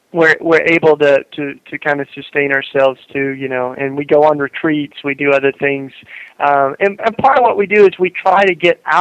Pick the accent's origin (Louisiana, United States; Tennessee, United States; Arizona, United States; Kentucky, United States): Tennessee, United States; East; moved away; I grew up in East Tennessee in the South here